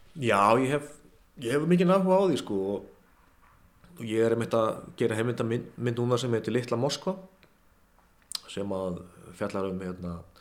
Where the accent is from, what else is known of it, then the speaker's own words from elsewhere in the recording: Kópavogur, Capital Region, Iceland; ég kem í MH úr Kópaunum